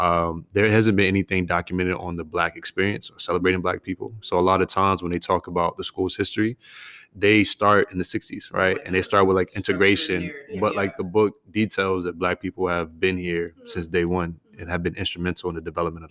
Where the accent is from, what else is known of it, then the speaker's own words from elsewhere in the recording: Virginia, United States; moved away as an adult; also born or lived in Massachusetts / Texas; now in Dallas-Fort Worth, United States; East Coast kid, born and raised in Virginia, went to undergrad in Massachusetts outside of Boston. Came to Texas for grad school.